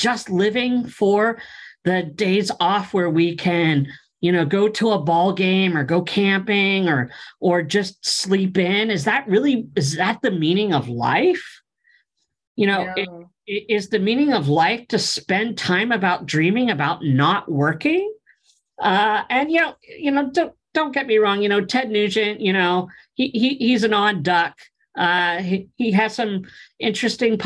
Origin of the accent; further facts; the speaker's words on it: Pennsylvania, United States; moved away; I grew up back east in Pennsylvania, and we would cut firewood